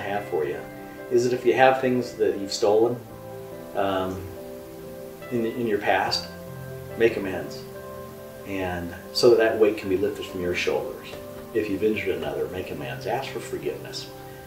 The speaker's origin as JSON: {"language": "English", "town": "Rexburg", "region": "Idaho", "country": "United States", "tie": "born or raised there", "moved": "yes", "said": "My parents decided to sell the home that I grew up in Rexburg, Idaho"}